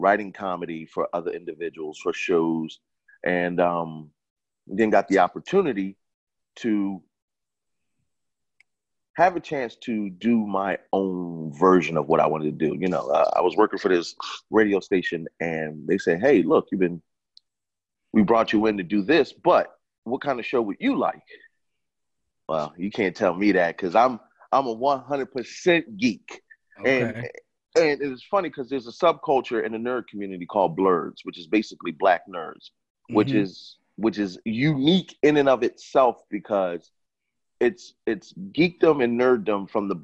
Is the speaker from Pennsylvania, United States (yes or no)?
yes; Philadelphia, Pennsylvania, United States; I'm right here in Philadelphia, from uptown. Born and raised. Man, I've only known Philadelphia as home